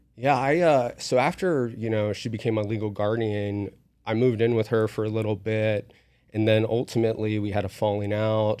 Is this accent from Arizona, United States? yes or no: no; West Virginia, United States; now in Las Vegas, United States; I was raised in West Virginia